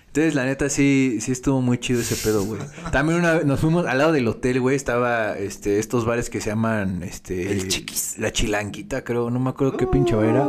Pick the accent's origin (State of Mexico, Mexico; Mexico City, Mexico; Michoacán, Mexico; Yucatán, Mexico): State of Mexico, Mexico; Nosotros somos del Estado de México